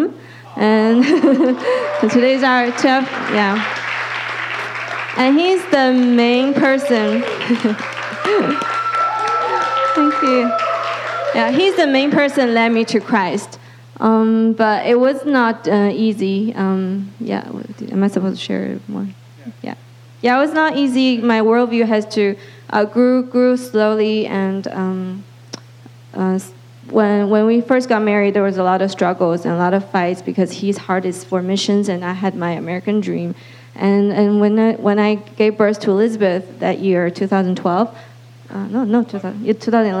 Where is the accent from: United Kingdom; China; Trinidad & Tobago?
China; moved away; I grew up in China